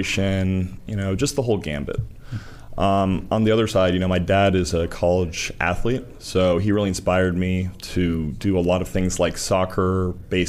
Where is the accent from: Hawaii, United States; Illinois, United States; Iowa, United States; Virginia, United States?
Virginia, United States; Northern; I'm from Northern Virginia in the suburbs of D.C.